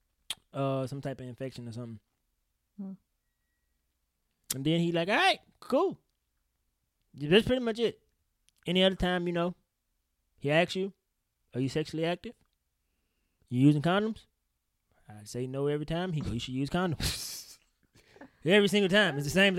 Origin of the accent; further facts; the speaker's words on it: Woodville, United States; I'm from Woodville.